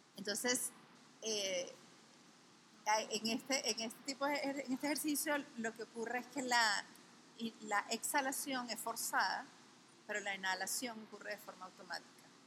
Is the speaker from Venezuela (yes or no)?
yes; Venezuela; como venezolanos